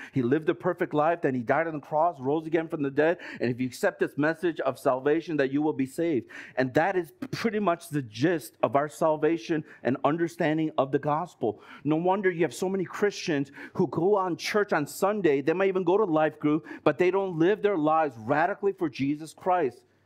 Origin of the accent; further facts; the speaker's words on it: United States; moved away as an adult; I've been brought up in the States